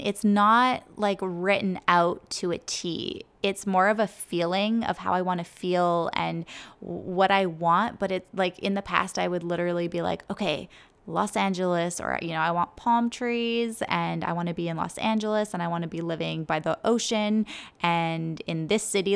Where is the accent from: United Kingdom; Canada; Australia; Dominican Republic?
Canada; moved away; I didn't grow up in Costa Rica, but I grew up in Canada, and it was, like, forest and trees all around me